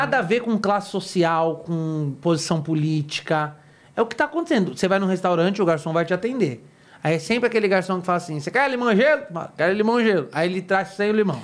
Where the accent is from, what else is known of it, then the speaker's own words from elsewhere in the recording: São Paulo, Brazil; eu, como paulista